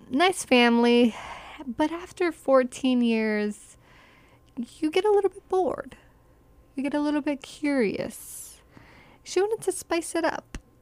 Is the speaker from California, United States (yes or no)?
no; Arlington, Virginia, United States; my hometown